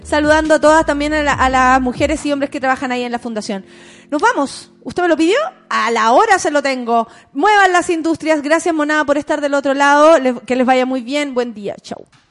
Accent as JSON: {"language": "Spanish", "country": "Chile"}